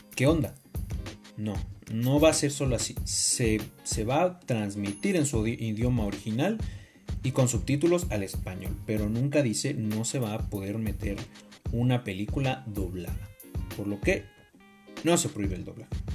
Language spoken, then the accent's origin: Spanish; Mexico; como mexicano